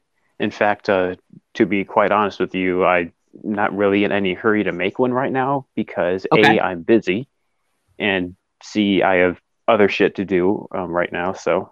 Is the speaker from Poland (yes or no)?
no; Russia; born there; No, I'm Russian. I was born in Russia.